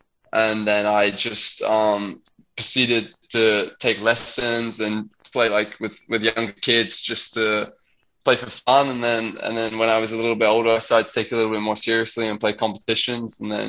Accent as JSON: {"language": "English", "area": "London, Surrey", "region": "South East England", "country": "United Kingdom", "tie": "born or raised there", "moved": "as an adult", "said": "So I grew up in London, in a county called Surrey, with my parents and my two older brothers. So I was the youngest, and I mean I've lived there my whole life."}